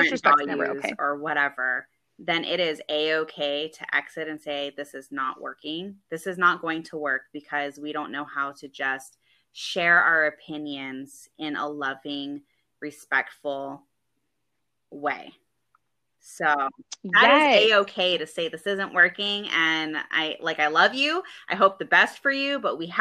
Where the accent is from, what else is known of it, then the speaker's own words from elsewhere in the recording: Hawaii, United States; moved away; also born or lived in California; I'm from Hawaii